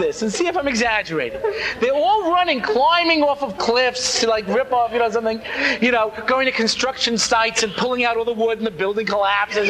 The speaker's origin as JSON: {"language": "English", "area": "Long Island", "region": "New York", "country": "United States", "tie": "born or raised there", "said": "I grew up out on Long Island"}